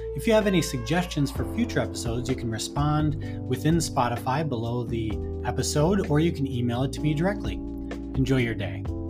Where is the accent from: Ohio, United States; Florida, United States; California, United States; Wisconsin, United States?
Wisconsin, United States; Friendship; also born or lived in Minnesota; I grew up in Friendship, Wisconsin, which is a small town of only about 700 people